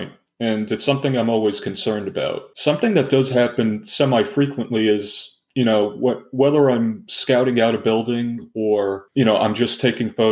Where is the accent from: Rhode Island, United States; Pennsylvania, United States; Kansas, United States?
Pennsylvania, United States; Pittsburgh; I'm from Pittsburgh.